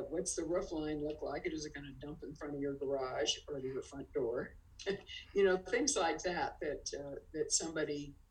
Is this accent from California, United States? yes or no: yes; San Francisco, California, United States; now in Lake Tahoe, United States; I was born and raised in San Francisco, but boy, this is home